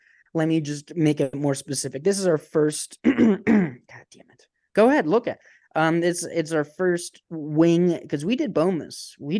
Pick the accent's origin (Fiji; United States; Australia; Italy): United States; Canton, Ohio; Yeah, I'm from Canton, Ohio. I'm Cantonese.